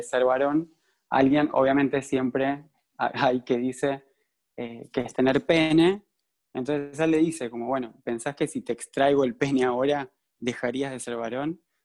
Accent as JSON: {"language": "Spanish", "town": "San Pedro", "country": "Argentina", "tie": "born or raised there", "said": "yo crecí en San Pedro, como dijo Lu, eh, una ciudad muy conservadora"}